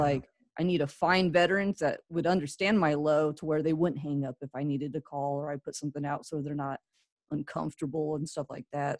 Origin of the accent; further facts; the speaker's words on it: California, United States; moved away; also born or lived in Midwest / Florida; I grew up in California